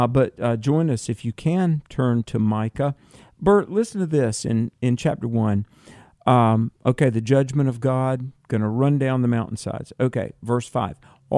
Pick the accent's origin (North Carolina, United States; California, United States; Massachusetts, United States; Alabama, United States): North Carolina, United States; in my home state of North Carolina